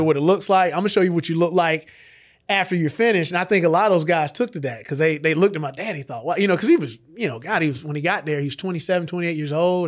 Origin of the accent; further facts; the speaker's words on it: LaGrange, Georgia, United States; I grew up here in LaGrange.